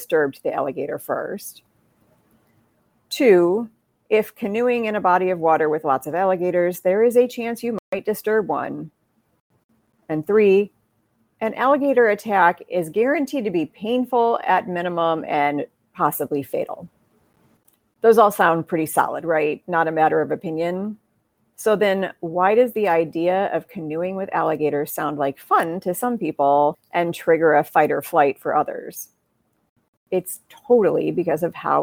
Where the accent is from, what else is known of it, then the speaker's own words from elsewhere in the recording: Midwest, United States; I'm from the Midwest